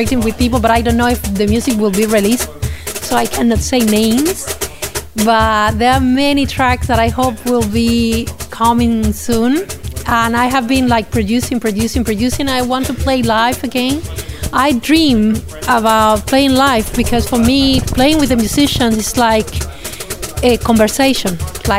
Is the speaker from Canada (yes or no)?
no; Cuba; English is a second language; moved away as an adult; also born or lived in Russia; now in Barcelona, Spain; I come from Russia. I was born there. My mother is from Cuba and my father from Ethiopia. I was raised in Cuba.